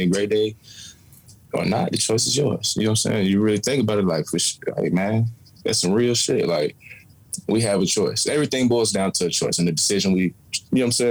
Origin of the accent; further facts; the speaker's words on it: Smyrna, Georgia, United States; I'm from Smyrna, Georgia. It's right outside of Atlanta, northwest of Atlanta. Raised out there